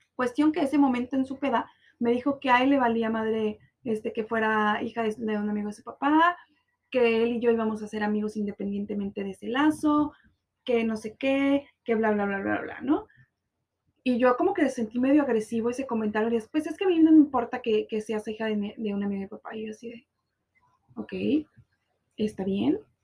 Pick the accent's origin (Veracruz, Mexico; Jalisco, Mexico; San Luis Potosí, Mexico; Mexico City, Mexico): Jalisco, Mexico; Guadalajara; now in Cancún, Mexico; amigos de mi, de mi tierra